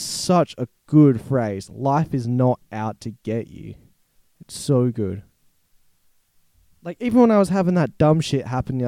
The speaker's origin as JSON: {"language": "English", "country": "Australia", "said": "being an Australian"}